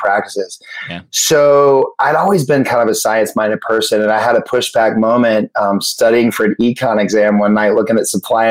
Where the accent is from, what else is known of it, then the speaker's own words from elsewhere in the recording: Macon, Georgia, United States; also born or lived in Atlanta, Georgia; I grew up in Macon, Georgia, a small town in Georgia before we moved to Atlanta.